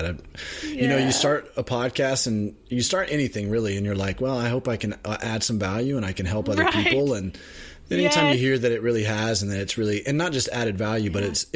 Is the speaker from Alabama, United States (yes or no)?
yes; Birmingham, Alabama, United States; moved away as an adult; also born or lived in South Carolina; now in Indianapolis, United States; I grew up in Birmingham, Alabama